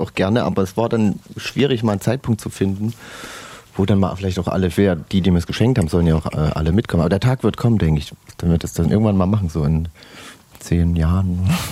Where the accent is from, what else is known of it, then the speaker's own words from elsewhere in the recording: Saxony, Germany; die wir in Sachsen haben